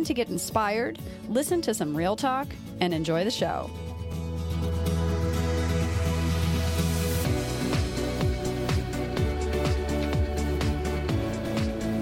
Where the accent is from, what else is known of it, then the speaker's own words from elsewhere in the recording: Delaware, United States; now in Los Angeles, United States; I'm from Delaware, so East Coast represent, living in LA now